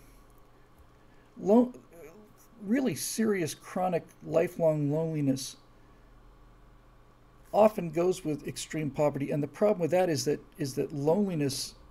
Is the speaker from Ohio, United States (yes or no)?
no; Key Biscayne, Florida, United States; moved away; where we grew up in Key Biscayne, Florida